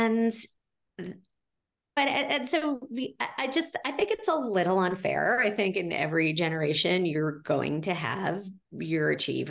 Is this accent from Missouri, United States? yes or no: no; New York City, New York, United States; I'm a New Yorker through and through